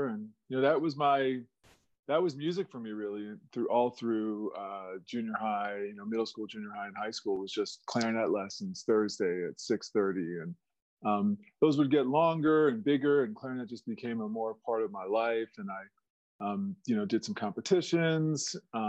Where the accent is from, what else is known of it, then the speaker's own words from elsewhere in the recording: Silver Spring, Maryland, United States; moved away as an adult; now in Phoenix, United States; I grew up in Silver Spring, Maryland, just outside DC.